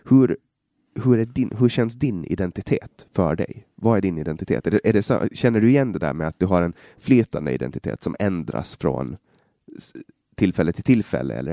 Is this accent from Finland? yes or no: yes; Åland, Finland; jag har växt upp med, vi är ju tvåspråkiga i Finland och Åland är enspråkigt